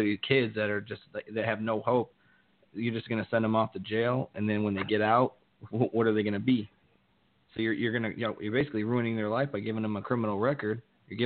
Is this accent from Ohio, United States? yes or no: yes; Ohio, United States; also born or lived in Tucson; me and Brian are from actually the same small town in Ohio